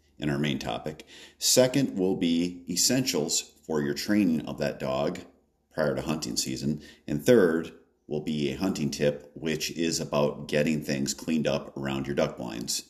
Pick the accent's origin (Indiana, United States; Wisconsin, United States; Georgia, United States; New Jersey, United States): Wisconsin, United States; In my home state of Wisconsin